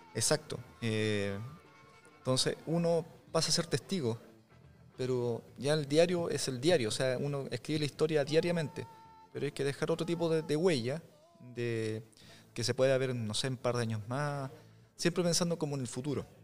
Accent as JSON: {"language": "Spanish", "town": "Tomé", "region": "Biobío", "country": "Chile", "tie": "born or raised there", "also_born_or_lived": "Lota, Chile", "said": "Yo soy nacido, criado en Tomé, y en Lota"}